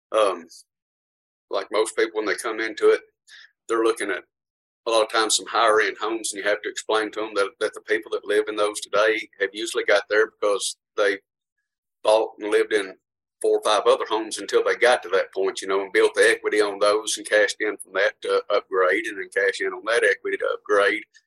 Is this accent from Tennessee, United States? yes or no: yes; Portland, Tennessee, United States; history in Portland. I've been here my whole life.